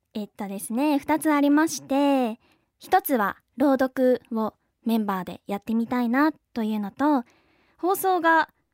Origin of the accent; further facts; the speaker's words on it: Okinawa, Japan; 出身は沖縄県出身です